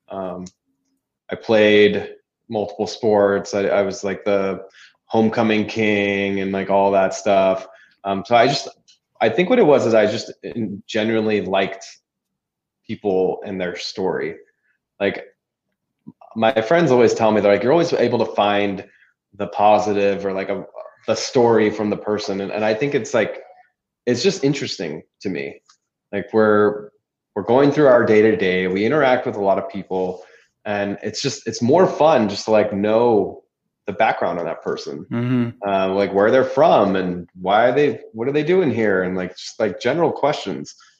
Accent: California, United States; moved away; also born or lived in Orange County; I was from California

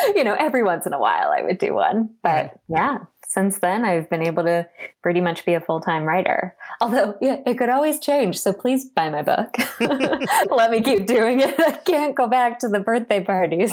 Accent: Washington, District of Columbia, United States; I was born in Washington, D.C., actually in DC, so not from a state

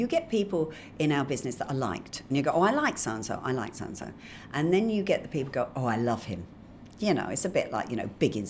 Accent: England, United Kingdom; So I've turned up, I'm English, but I've been living in Australia and I come back with a little dog.

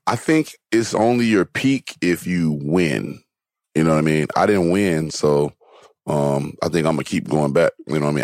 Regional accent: Gary, Indiana, United States; now in Los Angeles, United States; I'm from Gary

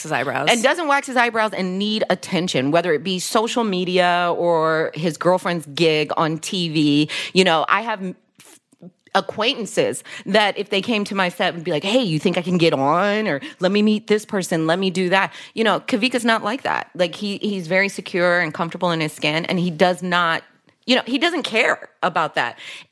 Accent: Dayton, Ohio, United States; It was just like, where are you from? Dayton, Ohio.

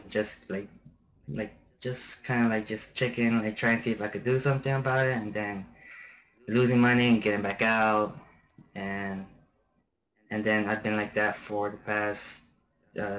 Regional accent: Florida, United States; moved away as an adult; also born or lived in Germany / Honduras / Kuwait; now in Afghanistan; I was born and raised in Florida

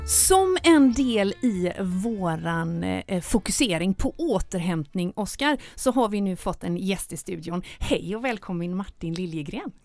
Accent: Gothenburg, Västra Götaland, Sweden; göteborgaren i mig

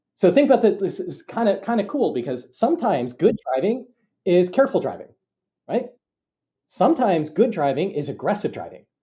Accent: Bloomington, Minnesota, United States; moved away as an adult; also born or lived in Cambridge, Massachusetts; now in Ann Arbor, United States; I grew up in, uh, Bloomington, Minnesota.

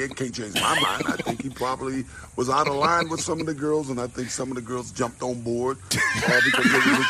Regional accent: San Francisco, California, United States; When I was a kid growing up in San Francisco.

